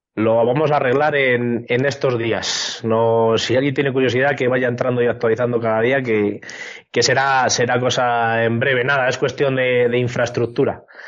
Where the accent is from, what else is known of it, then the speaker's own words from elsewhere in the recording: San Juan de la Nava, Castile and León, Spain; mi pueblo, San Juan de es un pueblo pequeñito, de 600 habitantes